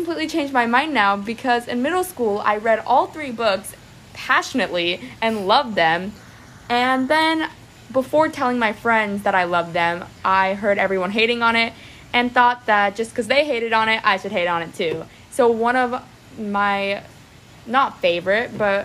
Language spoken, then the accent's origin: English; Clearwater, Florida, United States; I'm from Clearwater, Florida. I was born here and I've lived here my entire life